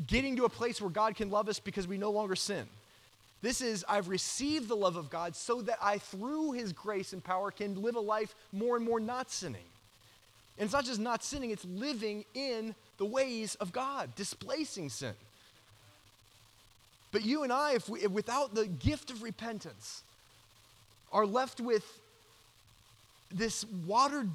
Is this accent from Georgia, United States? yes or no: yes; Georgia, United States; moved away; I grew up in Georgia